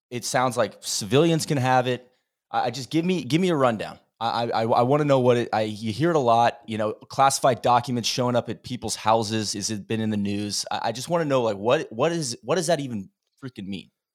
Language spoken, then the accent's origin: English; Florida, United States; moved away; I come from Florida